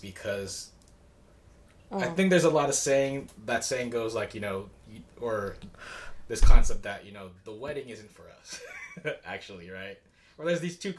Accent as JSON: {"language": "English", "country": "United States", "said": "we're Asian American"}